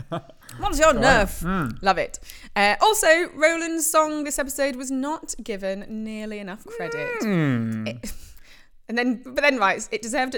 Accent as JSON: {"language": "English", "region": "Yorkshire and the Humber", "country": "United Kingdom", "accent": "Yorkshire", "said": "similar Yorkshire friends have found actually not doing a very English accent, but actually going for like. Pure Yorkshire."}